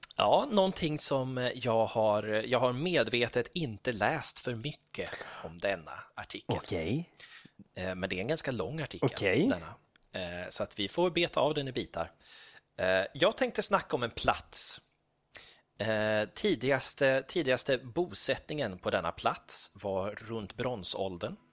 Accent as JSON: {"language": "Swedish", "town": "Gothenburg", "region": "Västra Götaland", "country": "Sweden", "tie": "born or raised there", "moved": "yes", "lives_now": "Stockholm, Sweden", "said": "jag växte ju upp, jag växte, jag växte upp på Slätta."}